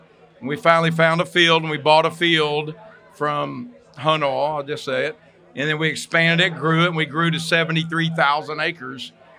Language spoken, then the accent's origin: English; Texas, United States; So I'm from Texas